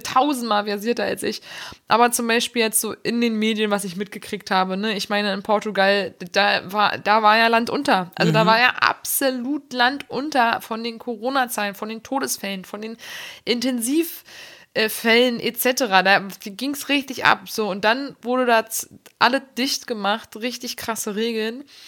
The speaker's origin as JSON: {"language": "German", "country": "Germany", "tie": "born or raised there", "said": "ich bin inzwischen eine in Deutschland geborene und hier gemeldete Frau"}